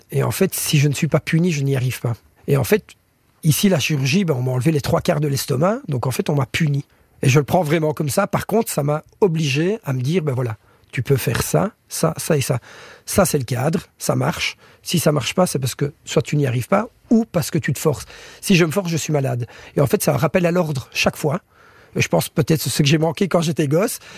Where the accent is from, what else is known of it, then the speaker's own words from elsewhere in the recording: Belgium; je mange comme des frites, hein, je suis belge.